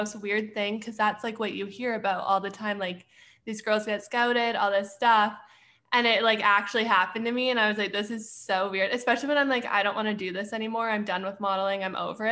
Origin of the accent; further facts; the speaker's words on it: Edmonton, Alberta, Canada; moved away as an adult; also born or lived in Arizona; now in Pittsburgh, United States; I'm originally from Edmonton, Alberta, but I currently live in Pittsburgh